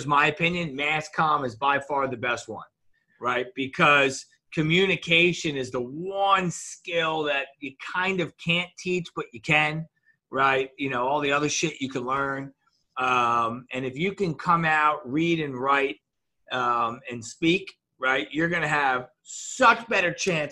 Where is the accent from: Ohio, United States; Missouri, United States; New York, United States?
New York, United States; White Plains; moved away as an adult; also born or lived in Maryland; wound up moving from White Plains, 30 minutes north of that, for high school